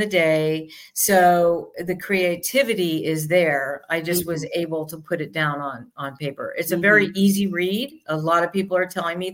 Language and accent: English; New York, United States; moved away; I'm from New York